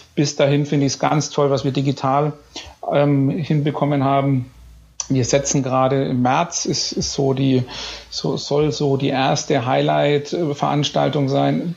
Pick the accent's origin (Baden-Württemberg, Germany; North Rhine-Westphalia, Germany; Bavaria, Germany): Bavaria, Germany; Bayreuth; moved away as an adult; bin gebürtiger Bayreuther